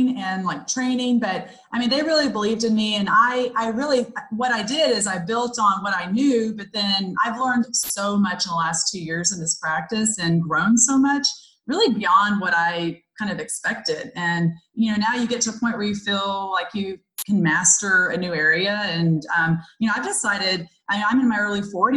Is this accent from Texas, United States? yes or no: yes; McKinney, Texas, United States; working in my hometown of McKinney, Texas, which is north of Dallas